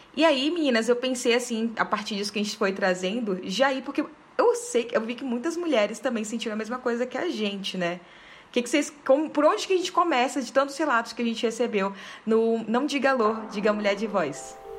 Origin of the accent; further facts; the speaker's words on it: Belém, Pará, Brazil; moved away as an adult; now in Brasília, Brazil; eu sou de Belém, na verdade, né? Mas eu já moro nove anos aqui em Brasília